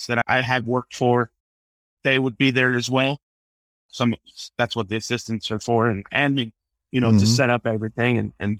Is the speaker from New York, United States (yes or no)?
no; Palm Bay, Florida, United States; also born or lived in Fort Lauderdale, Florida / Ecuador (ancestry); I was born in South Florida, in Fort Lauderdale, but I grew up in Central Florida in Palm Bay, Melbourne